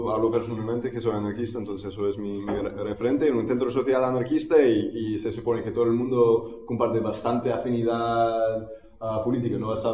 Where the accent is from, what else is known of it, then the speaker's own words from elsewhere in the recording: Barcelona, Catalonia, Spain; vengo de Barcelona